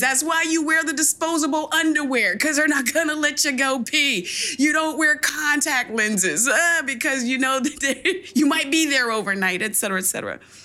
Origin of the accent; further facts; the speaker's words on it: United States; I'm still an American, I'm still a black woman